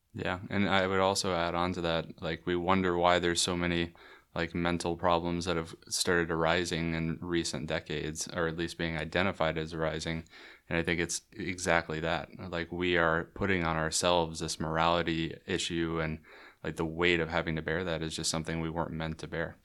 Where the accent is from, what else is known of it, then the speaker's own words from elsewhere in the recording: Waco, Texas, United States; I grew up here in Waco